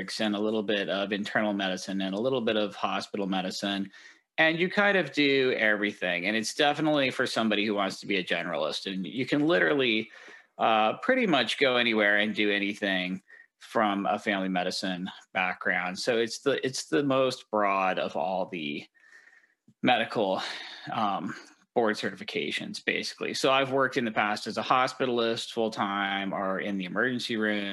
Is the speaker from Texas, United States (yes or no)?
no; Denver, Colorado, United States; also born or lived in East Coast / Washington / Southern California; now in Seattle, United States; I'm from Denver originally